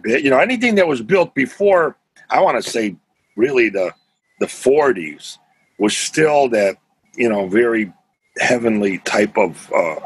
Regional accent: Chicago, Illinois, United States; I grew up in Chicago, 100% Polish.

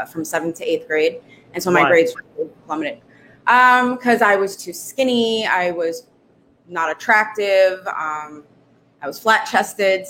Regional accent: Brooklyn, New York, United States; also born or lived in Staten Island, New York; growing up in Brooklyn

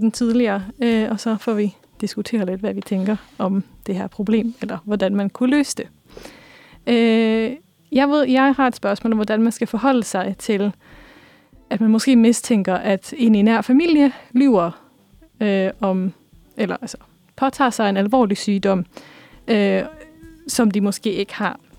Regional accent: Norway; now in Denmark; så har jeg er opvokset i Norge primært, eller lidt rundt omkring.

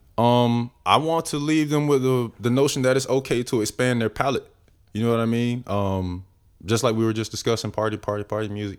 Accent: Winter Haven, Florida, United States; moved away as an adult; now in Atlanta, United States; I'm originally from Florida.

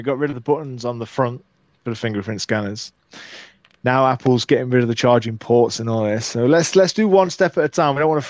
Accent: United Kingdom; but we're British

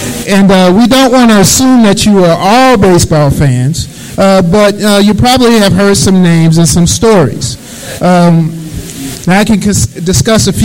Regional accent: St. Louis, Missouri, United States; moved away as an adult; also born or lived in Riverside, California; now in Kansas City, United States; I am a native of St. Louis, Missouri. I grew up here, East St. Louis Senior High School, class of 87

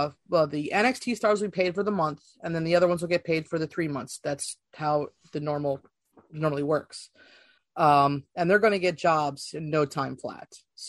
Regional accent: Philadelphia, Pennsylvania, United States; we're from Philly.

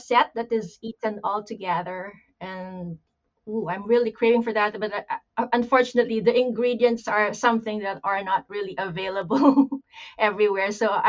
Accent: Pampanga, Central Luzon, Philippines; now in Manchester, United Kingdom; I grew up in Pampanga, and we usually have mudfish, which we call bulig in Kapampangan.

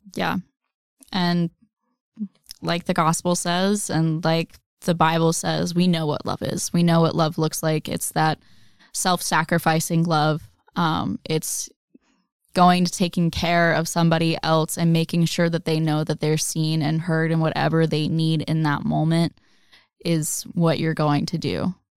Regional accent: the South, United States; I grew up in the South

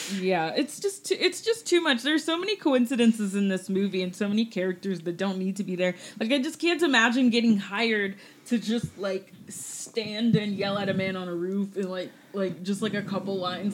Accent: Augusta, Georgia, United States; moved away; my hometown of Augusta, Georgia

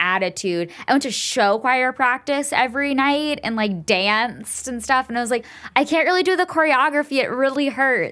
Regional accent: Enid, Oklahoma, United States; moved away; Enid, Oklahoma mall. It's where I grew up

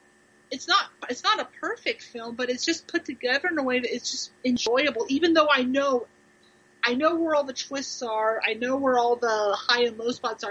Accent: Ohio, United States; now in Kentucky, United States; I'm from Ohio

